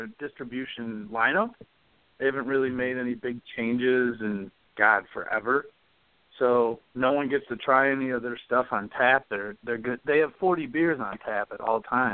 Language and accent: English; Kalamazoo, Michigan, United States; growing up in Kalamazoo